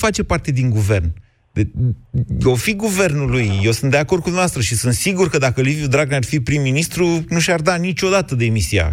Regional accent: Oltenia, Romania; eu sunt oltean

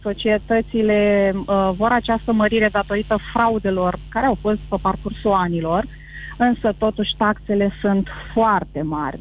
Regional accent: Romania; noi suntem români

